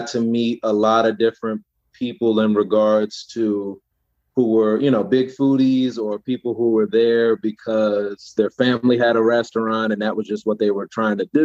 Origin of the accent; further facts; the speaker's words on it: New York, United States; now in Maryland, United States; I was here in Maryland, but originally being from New York